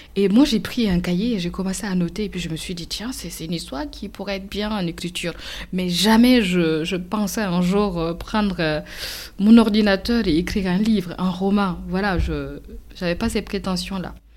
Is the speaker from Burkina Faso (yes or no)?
yes; Burkina Faso; now in France; je serais retournée chez moi au Burkina